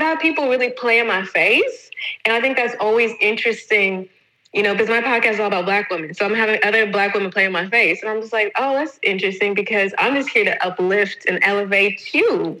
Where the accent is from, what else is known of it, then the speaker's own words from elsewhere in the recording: Atlanta, Georgia, United States; moved away as an adult; now in Valencia, Spain; I am originally from Atlanta, but I currently reside in Valencia, Spain. I've been in Spain for the past six years